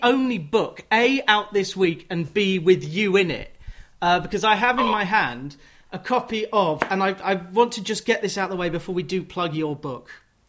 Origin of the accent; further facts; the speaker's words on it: Watford, East of England, United Kingdom; I'm in Watford. I grew up in Watford.